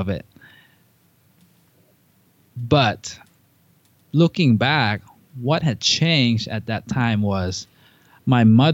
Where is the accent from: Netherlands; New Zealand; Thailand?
Thailand; moved away; I grew up in Thailand